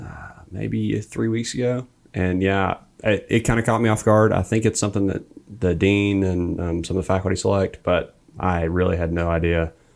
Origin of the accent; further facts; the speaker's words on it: Coleman, Alabama, United States; Originally from Coleman, Alabama.